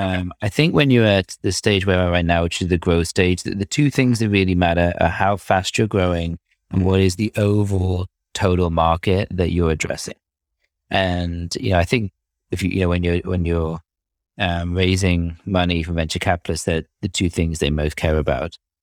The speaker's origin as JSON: {"language": "English", "country": "United Kingdom", "also_born_or_lived": "Cambridge / London", "accent": "British", "moved": "as an adult", "said": "you could probably tell from my accent that I'm, I'm British"}